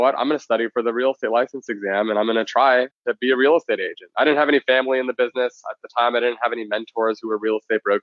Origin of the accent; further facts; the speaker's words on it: Palos Verdes, California, United States; also born or lived in San Luis Obispo, California / Silicon Valley; now in San Francisco, United States; I grew up in Southern California